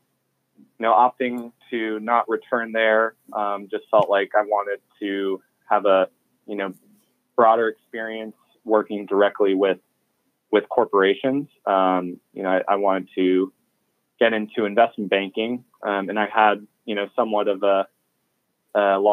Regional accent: Washington, District of Columbia, United States; moved away as an adult; also born or lived in New York City / Austin, Texas; originally, I'm from Washington, D.C., grew up there, went to high school a couple blocks away from the United States Capitol building.

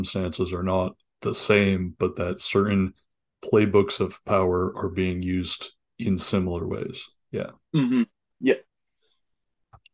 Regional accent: United Kingdom; in the UK

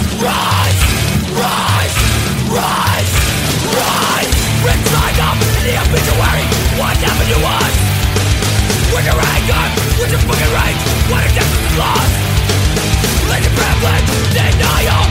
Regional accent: Canada; born or raised there

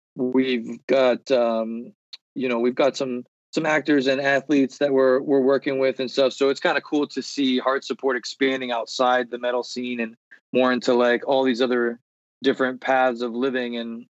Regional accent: Columbia, South Carolina, United States; Cause I'm originally from Columbia, South Carolina.

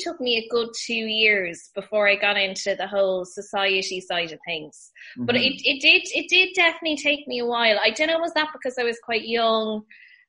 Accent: West Kerry, Munster, Ireland; also born or lived in Kildare; I'm a bit of a hybrid. So I would have spent a lot of time in Kildare and Kerry.

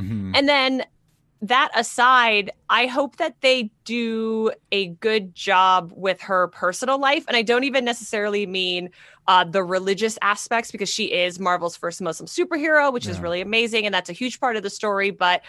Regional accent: Canada; I'm Canadian.

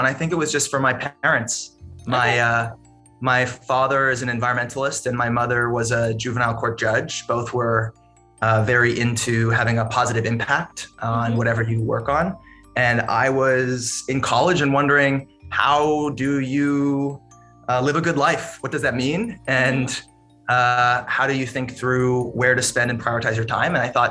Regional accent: Massachusetts, United States; I grew up in Massachusetts, and my first job, I have to admit, was working on a lobster boat

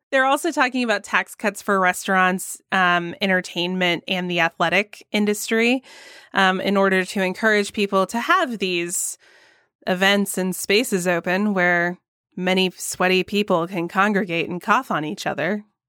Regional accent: Georgia, United States; my home state of Georgia

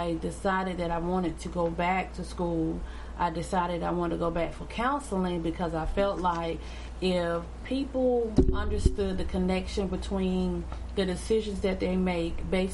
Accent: Waynesboro, United States; I am from Waynesboro. I'm from the county, baby.

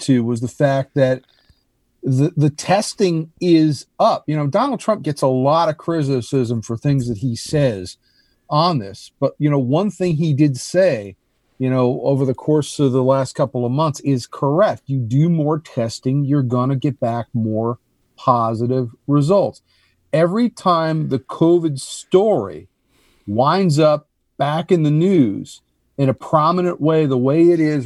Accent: New Jersey, United States; moved away; my home state

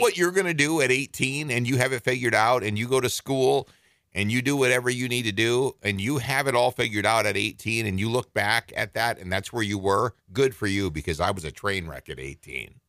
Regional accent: northern Minnesota, United States; moved away; I was born in Minneapolis, but I was raised in northern Minnesota

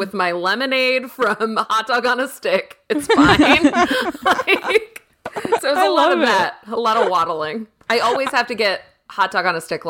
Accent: East Coast, United States; I think it's because I'm from the East Coast, so it's like, it's very kitschy and fun to me because I didn't grow up with it at all.

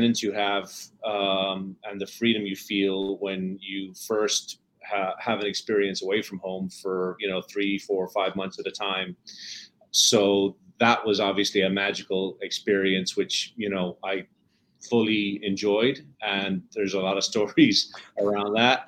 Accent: Dublin, Leinster, Ireland; moved away; also born or lived in Wexford; I grew up in Dublin, Ireland

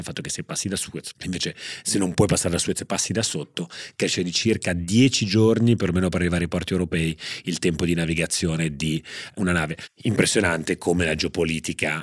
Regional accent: Genoa, Liguria, Italy; sono nato a Genova

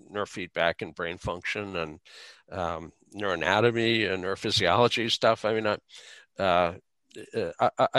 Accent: Fargo, North Dakota, United States; I grew up in Fargo

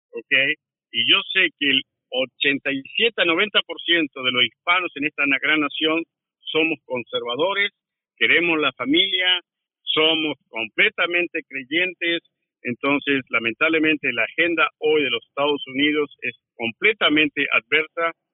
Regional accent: Argentina; moved away as an adult; also born or lived in Washington DC area, United States; now in Washington DC, United States; yo aprendí en los 70 y los 80 en, Argentina. Yo todavía estaba viviendo allá.

